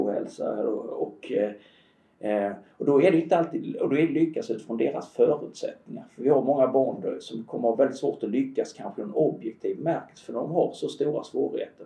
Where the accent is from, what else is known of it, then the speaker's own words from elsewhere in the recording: Halland County, Sweden; nu är jag ju född och uppvuxen i Halland